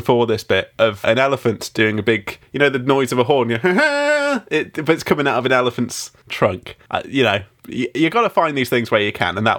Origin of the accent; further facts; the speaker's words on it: England, United Kingdom; I'm English